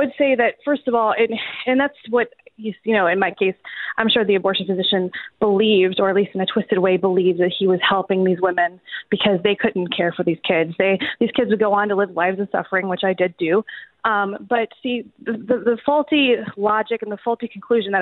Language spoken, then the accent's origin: English; New Orleans, Louisiana, United States; I live, I'm located, my hometown is in New Orleans, Louisiana